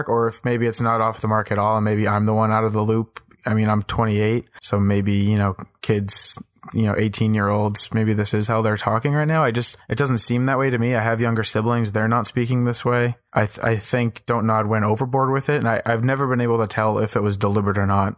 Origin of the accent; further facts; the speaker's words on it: East Coast, United States; I'm from the East Coast, you know.